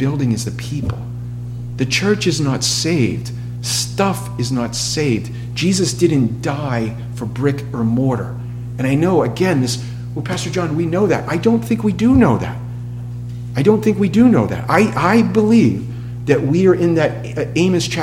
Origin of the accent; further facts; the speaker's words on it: Massachusetts, United States; moved away; I'm from New England, Massachusetts